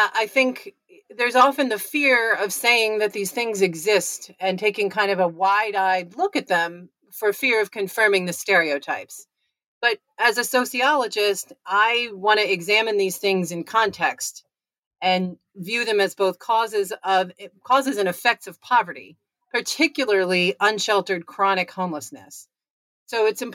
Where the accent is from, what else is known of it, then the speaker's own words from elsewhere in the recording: Connecticut, United States; I am from Connecticut